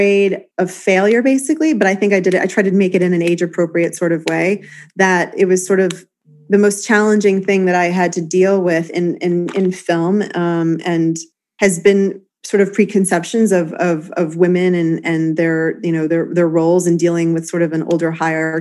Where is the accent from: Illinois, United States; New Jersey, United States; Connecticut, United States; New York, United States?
New York, United States; New York City; I grew up playing in Washington Square Park